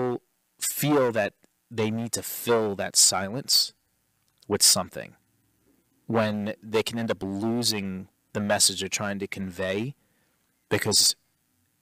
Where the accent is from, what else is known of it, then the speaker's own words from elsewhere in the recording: New York, United States; we're from New York